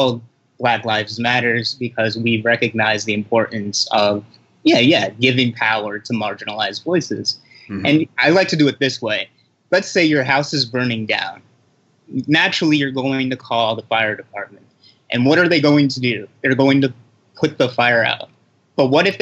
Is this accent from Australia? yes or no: no; United States; I was born in the States, so I'm actually American, but I'm Haitian descent